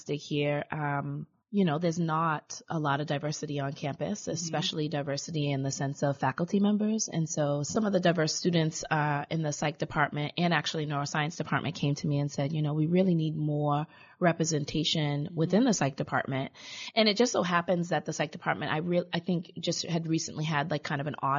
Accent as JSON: {"language": "English", "town": "Boston", "region": "Massachusetts", "country": "United States", "tie": "born or raised there", "said": "growing up in Roxbury and in Boston"}